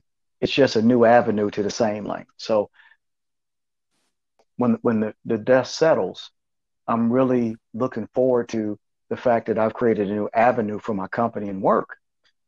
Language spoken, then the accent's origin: English; Flint, Michigan, United States; also born or lived in Detroit area, Michigan; Flint's my hometown